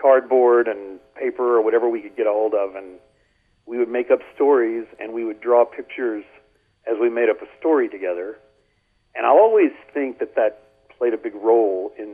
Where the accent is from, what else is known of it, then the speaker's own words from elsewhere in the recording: Beaumont, Texas, United States; I grew up in the north end of Beaumont.